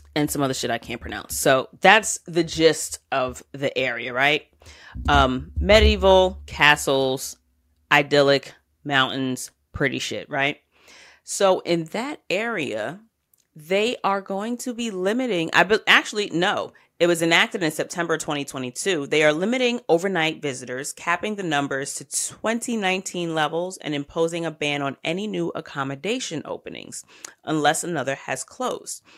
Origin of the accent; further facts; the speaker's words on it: United States; I'm American